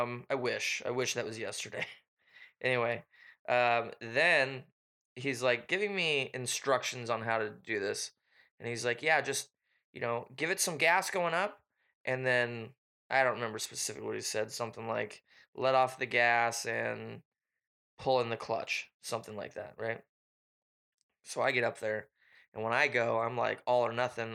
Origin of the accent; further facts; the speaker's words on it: Washington, United States; we are from the Pacific Northwest up in the great Washington state.